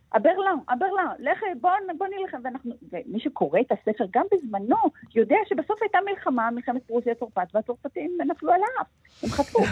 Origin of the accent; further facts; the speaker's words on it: Israel; אנחנו גדלנו בארץ שמעולם לא השתמשה בתאורת גז